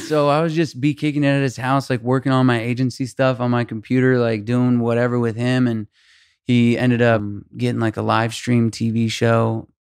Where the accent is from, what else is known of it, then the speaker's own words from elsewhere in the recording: Albuquerque, New Mexico, United States; nineteen years old, I'm from Albuquerque, New Mexico.